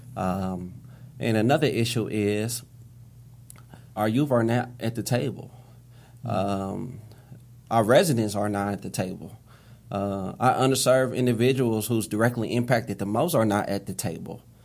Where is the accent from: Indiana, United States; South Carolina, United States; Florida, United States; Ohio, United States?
Indiana, United States; Indianapolis; I grew up on Far East Second and Post Road, uh, on the far east side of Indianapolis